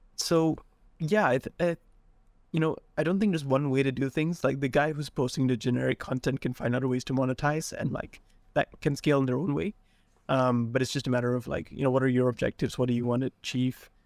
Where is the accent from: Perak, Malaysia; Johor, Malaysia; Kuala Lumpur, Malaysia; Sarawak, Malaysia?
Sarawak, Malaysia; I grew up in Sarawak in a small rural town